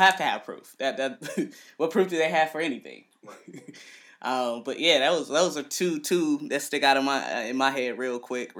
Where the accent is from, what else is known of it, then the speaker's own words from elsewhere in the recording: Cleveland, Ohio, United States; I am from Cleveland.